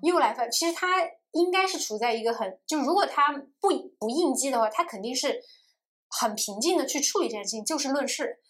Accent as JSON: {"language": "Chinese", "town": "Chengdu", "region": "Sichuan", "country": "China", "tie": "born or raised there", "moved": "yes", "lives_now": "Shanghai, China", "said": "虽然我现在在上海，我的物理的身体是在这里嗯。，但我精神上仍然觉得我是成都人，成都嗯才是我家乡"}